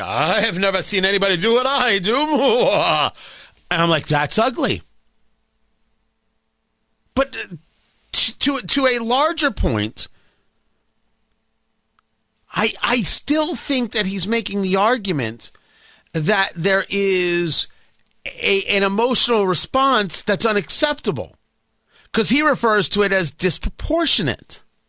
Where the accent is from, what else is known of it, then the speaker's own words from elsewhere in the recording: United States; I'm an American. Our country is being invaded right now.